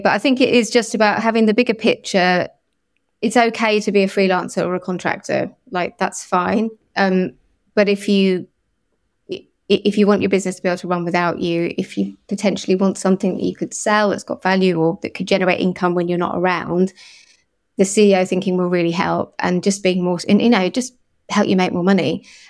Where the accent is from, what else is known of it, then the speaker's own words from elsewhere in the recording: Liverpool, North West England, United Kingdom; born there; I was actually, although it doesn't sound like it, I was born in Liverpool, and I think it's an amazing place and a wonderful city, and I certainly feel very at home there.